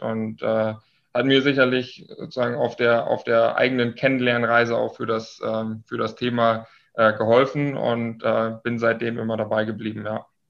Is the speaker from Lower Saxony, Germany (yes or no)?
yes; Lower Saxony, Germany; moved away as an adult; now in Munich, Germany; komme gebürtig aus dem Nordwesten Deutschlands. Äh, hört man mir vielleicht etwas an aus äh, Niedersachsen